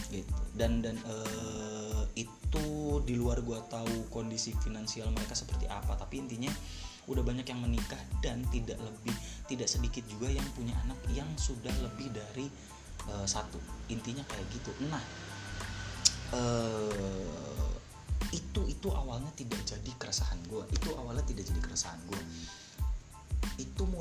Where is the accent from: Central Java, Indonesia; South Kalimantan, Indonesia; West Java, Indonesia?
West Java, Indonesia; Cirebon; di 2019 itu gue masuk lagi di univ lokal univ lokal di di di kota gue di Cirebon